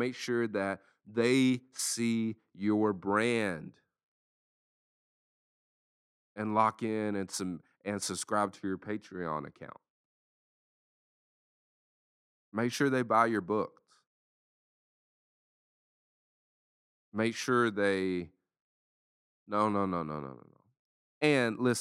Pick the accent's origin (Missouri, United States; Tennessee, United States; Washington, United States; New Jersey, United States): Tennessee, United States; Lexington; moved away; also born or lived in Central Florida; in my hometown in Lexington, Tennessee